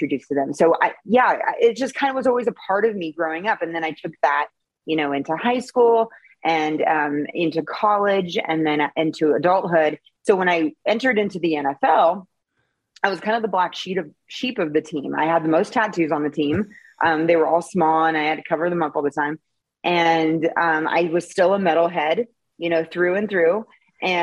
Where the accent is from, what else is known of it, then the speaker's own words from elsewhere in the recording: Seattle, Washington, United States; I grew up in the Seattle area